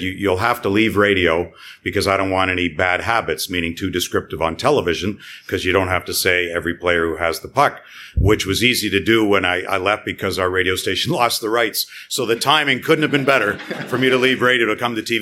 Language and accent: English; Toronto, Ontario, Canada; moved away; I'm from Toronto, but believe me, I have no allegiance for those suckers for 54 years